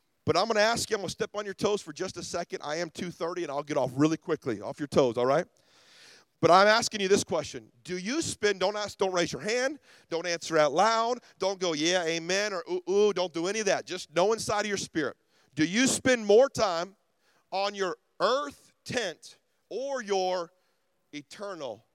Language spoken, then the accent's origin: English; Ruskin, Florida, United States; I'm from Ruskin, Florida